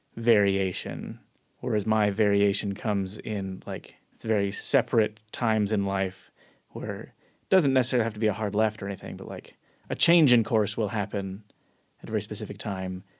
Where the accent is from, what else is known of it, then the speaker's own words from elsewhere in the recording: Chino Hills, California, United States; Southern California, Chino Hills, California.